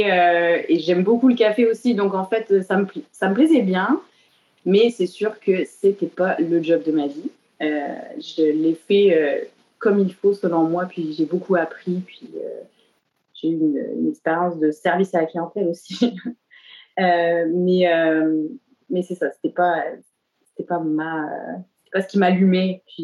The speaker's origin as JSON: {"language": "French", "area": "the Cévennes", "region": "Occitania", "country": "France", "tie": "born or raised there", "also_born_or_lived": "Montpellier, France", "moved": "as an adult", "lives_now": "Montreal, Canada", "said": "j'ai grandi euh, dans le sud de la France, majoritairement, euh, dans les Cévennes. et puis, plus tard, ben, pour mes études supérieures, je suis allée, à, j'ai déménagé à Montpellier, donc en ville."}